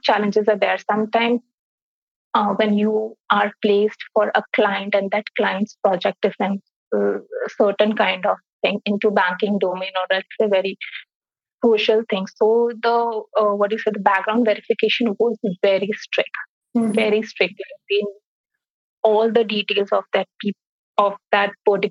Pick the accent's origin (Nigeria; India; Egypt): India; also born or lived in Singapore; my home country is India, but my host country is Singapore.